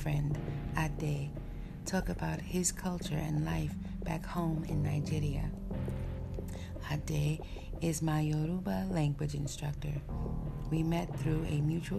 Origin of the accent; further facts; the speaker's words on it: St. Croix, U.S. Virgin Islands; We have colorful names for fish on St. Croix, and we have magnificent nicknames for people, too.